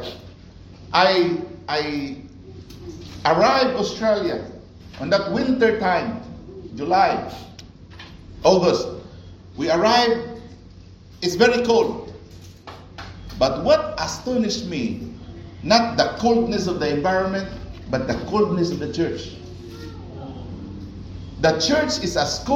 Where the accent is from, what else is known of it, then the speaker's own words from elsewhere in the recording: Cebu City, Central Visayas, Philippines; moved away as an adult; I came from Philippines. I came from Cebu.